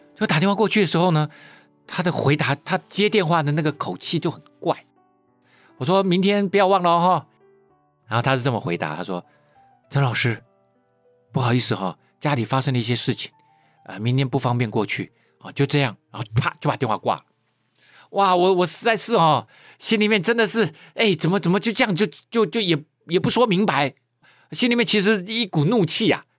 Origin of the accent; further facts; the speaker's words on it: Keelung, Taiwan; 我是在海边长大的人啊，我是基隆人啊，我很喜欢去海边游泳